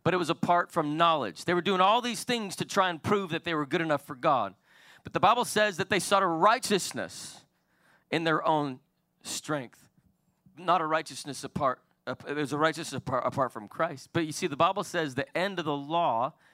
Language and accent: English; Salt Lake City, Utah, United States; I was born and raised in Salt Lake City, Utah